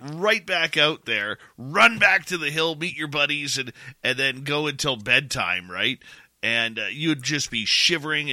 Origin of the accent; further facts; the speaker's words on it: near Vancouver, British Columbia, Canada; Where I grew up near Vancouver